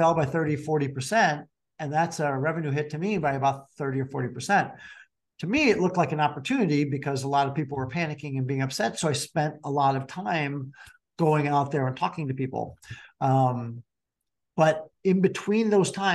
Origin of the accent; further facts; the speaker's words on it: Chicago, Illinois, United States; That's where we're from Chicago